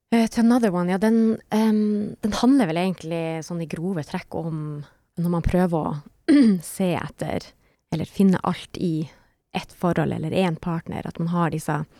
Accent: Harstad, Troms, Norway; also born or lived in Berlin; Jeg er en artist fra Nord-Norge, nærmere bestemt Harstad

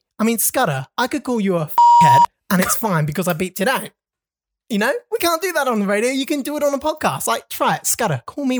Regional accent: England, United Kingdom; now in Australia; I'm from England and my wife mocks me for how I pronounce certain words.

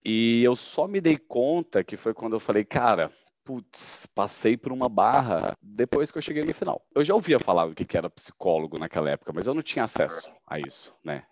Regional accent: Goiânia, Goiás, Brazil; eu sou natural de Goiânia

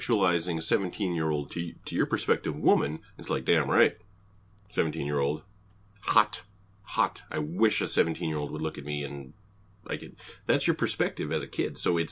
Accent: Canada; I was raised in Canada.

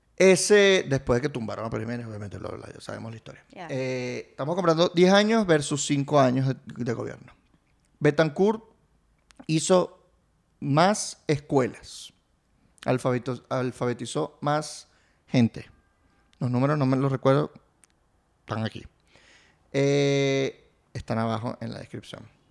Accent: Venezuela; also born or lived in Italy; mi país, Venezuela y sus playas. En el 92, mis papás llegaron el 7 de febrero del 92

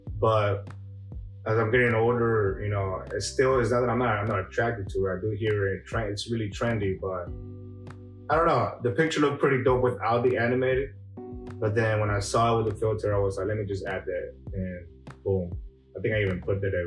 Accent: El Salvador; moved away; Growing up in El Salvador

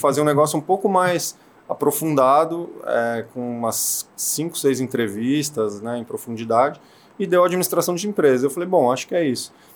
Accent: São Paulo, Brazil; Nasci em Perdizes, bairro de São Paulo, Zona Oeste.

